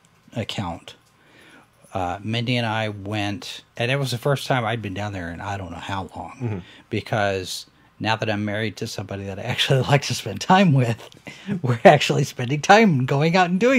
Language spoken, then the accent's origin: English; Irving, Texas, United States; my hometown, Irving, Texas.